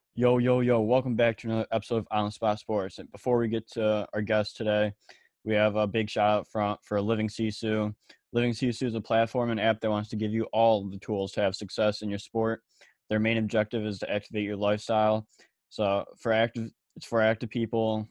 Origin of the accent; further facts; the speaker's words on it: Illinois, United States; I'm also from Illinois